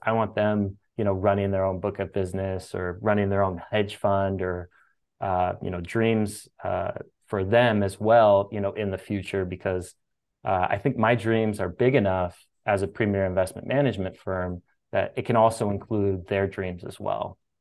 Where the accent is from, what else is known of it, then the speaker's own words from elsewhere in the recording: Sacramento, California, United States; I grew up in Sacramento, California